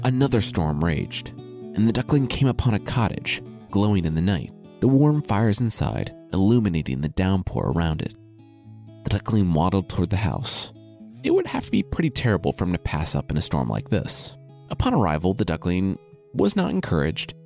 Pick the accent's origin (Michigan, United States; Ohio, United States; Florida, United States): Ohio, United States; Loveland; moved away as an adult; I'm from Loveland, Ohio. It's a suburb of Cincinnati, and I lived there from when I was two to when I left for college